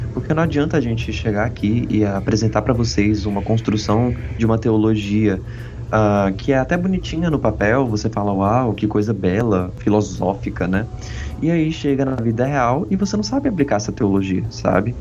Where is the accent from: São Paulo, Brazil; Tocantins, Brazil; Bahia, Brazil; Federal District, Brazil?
Federal District, Brazil; Brasília; moved away as an adult; now in Rio Grande do Sul, Brazil; eu sou natural de Brasília, mas moro no Rio Grande do Sul por causa da faculdade